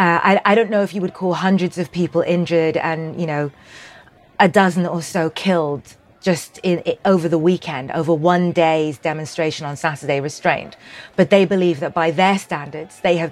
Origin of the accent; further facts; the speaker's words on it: Sudan; I'm from Sudan.